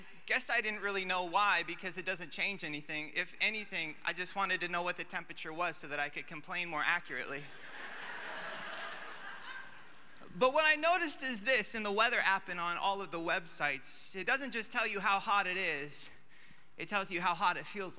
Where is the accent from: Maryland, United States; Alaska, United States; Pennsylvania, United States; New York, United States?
Alaska, United States; moved away; I'm from Alaska